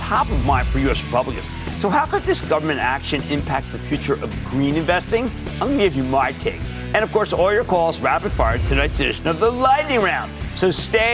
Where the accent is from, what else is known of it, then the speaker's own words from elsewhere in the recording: Philadelphia, Pennsylvania, United States; my hometown of Philadelphia